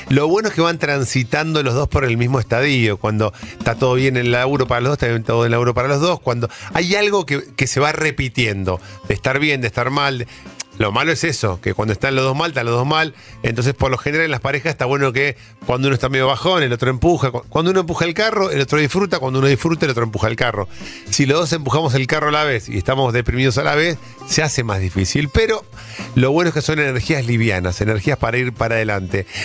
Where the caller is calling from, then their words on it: Mar del Plata, Buenos Aires Province, Argentina; de Mar del Plata te habla.